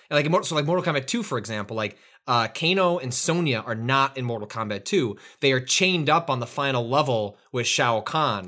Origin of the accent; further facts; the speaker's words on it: Chicago, Illinois, United States; growing up in the Northwest suburbs of Chicago